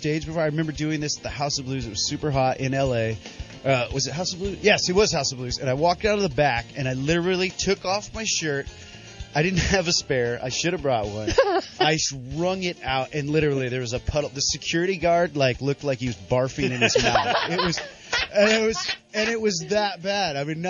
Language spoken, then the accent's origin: English; Davenport, Iowa, United States; Davenport, Iowa.